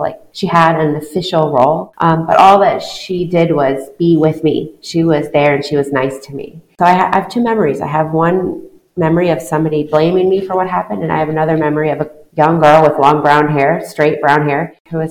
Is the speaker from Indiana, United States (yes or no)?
no; Iowa, United States; moved away as an adult; also born or lived in New York City / Sub-Saharan Africa; now in Bahrain; I'm from Iowa. It's a small rural state in the United States. I grew up on the Mississippi River. I left Iowa when I finished graduate school